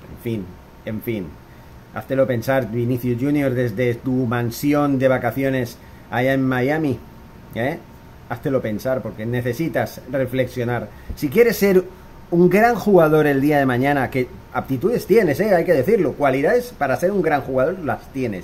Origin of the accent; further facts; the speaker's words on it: Spain; moved away; Yo, que soy español, que soy de, de ese país